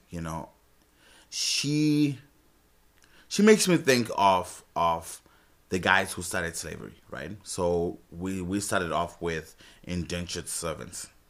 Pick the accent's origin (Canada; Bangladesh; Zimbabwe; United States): Zimbabwe; moved away as an adult; I'm from Zimbabwe, by the way. So, I've been here for seven years.